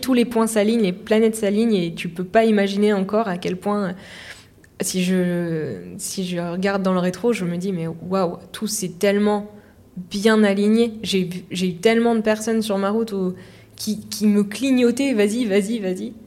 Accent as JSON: {"language": "French", "region": "Normandy", "country": "France", "said": "je suis de Normandie"}